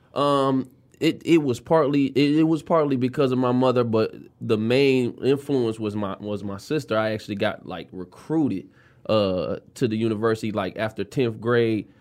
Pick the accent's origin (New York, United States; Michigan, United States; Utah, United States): Michigan, United States; Detroit; I am from the West Side. I grew up off of uh, Seventh South Field and Plymouth Road